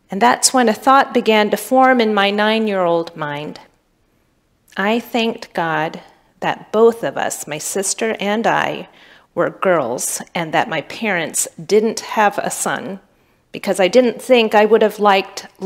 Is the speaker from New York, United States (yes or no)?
no; Pontiac, Michigan, United States; I'm from Pontiac, Michigan. My dad wasn't in the home. My neighborhood was dangerous, and we had no positive black male role models.